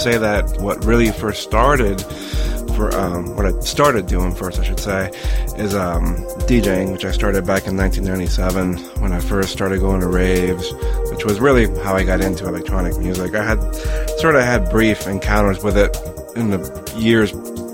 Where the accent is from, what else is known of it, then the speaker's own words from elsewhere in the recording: Colombia; now in United States; I was raised in Colombia, but I was born here in the U.S